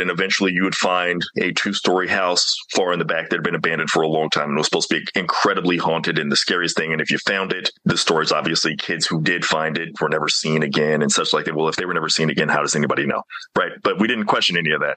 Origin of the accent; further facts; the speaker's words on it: Mississippi, United States; growing up in Mississippi